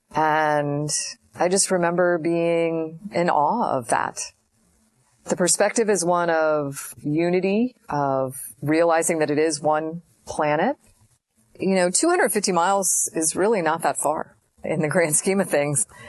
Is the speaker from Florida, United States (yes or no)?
yes; Florida, United States; I remember growing up in Florida